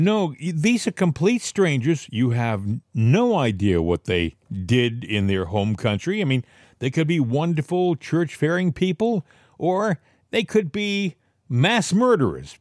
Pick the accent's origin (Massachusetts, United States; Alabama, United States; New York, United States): Massachusetts, United States; I was born in Massachusetts